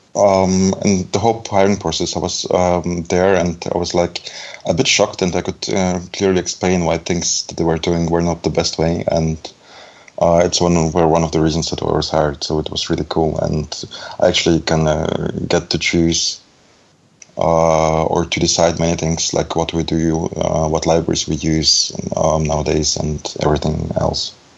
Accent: Belarus; also born or lived in Germany; now in Düsseldorf, Germany; I'm actually from um, Germany, but it's a more complicated question. I was born in Belarus

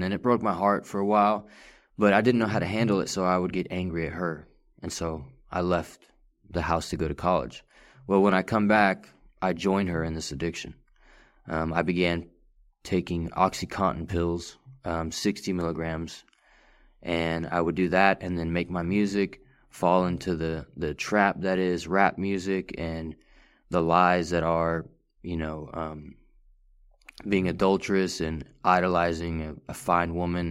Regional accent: Farmersville, Texas, United States; also born or lived in Richardson, Texas / McKinney, Texas; third grade, all the way up until ninth grade, I, I lived in Farmersville, Texas

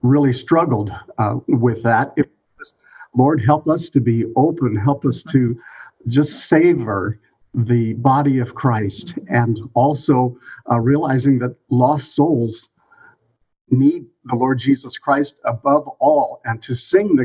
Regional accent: Des Moines, Iowa, United States; moved away as an adult; now in Cedarville, United States; I came from Des Moines, Iowa

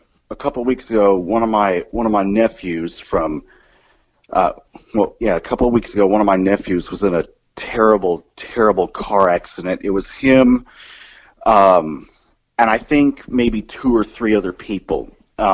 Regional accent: Kansas City, Missouri, United States; moved away; my home area, back to Kansas City, Missouri

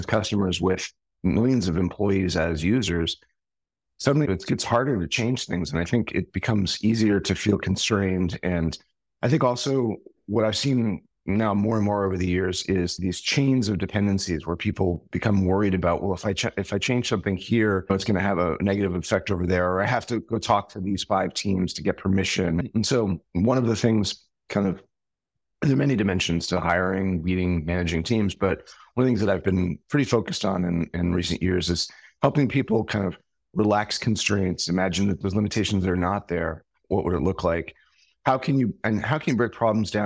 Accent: New York City, New York, United States; I'm originally from New York City

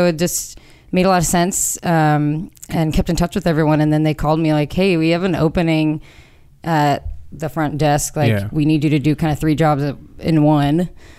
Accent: California, United States; also born or lived in Santa Cruz; now in Los Angeles, United States; I'm at least from California

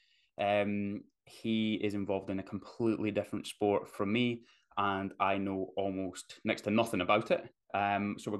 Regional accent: Forfar, Scotland, United Kingdom; He now lives in my hometown, and yeah, just never would have thought there was many people in Forfar that knew anything about it, my little old town

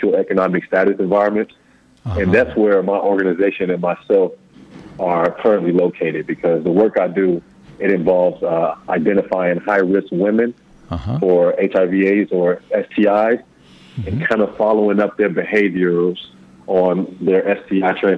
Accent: Chicago, Illinois, United States; moved away as an adult; now in Lusaka, Zambia; I was born in Chicago, 8/8/88

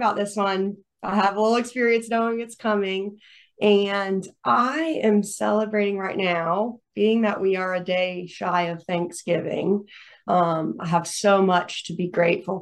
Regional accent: Greenville, South Carolina, United States; also born or lived in Florida; came back to my hometown of Greenville, South Carolina

